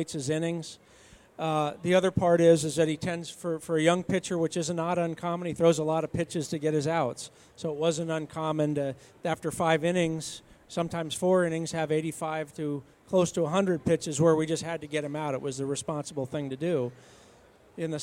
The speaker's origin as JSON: {"language": "English", "area": "San Francisco Bay Area", "region": "California", "country": "United States", "tie": "born or raised there", "said": "I grew up in the San Francisco Bay Area"}